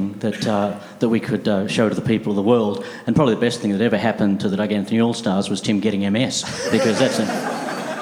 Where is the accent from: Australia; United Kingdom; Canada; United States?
Australia; we came from Australia